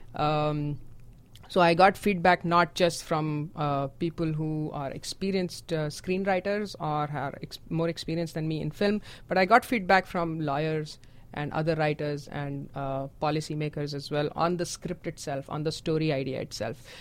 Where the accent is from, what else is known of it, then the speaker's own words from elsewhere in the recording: India; moved away; I am from India.